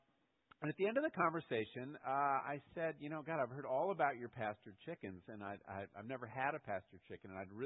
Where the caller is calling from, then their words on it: Connecticut, United States; And I said, no, I'm calling from Connecticut, and I was wondering if you could send me one.